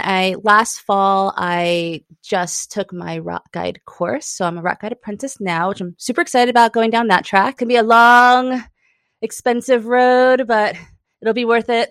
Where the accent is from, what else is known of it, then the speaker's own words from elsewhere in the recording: New York, United States; now in Chattanooga, United States; I'm originally from New York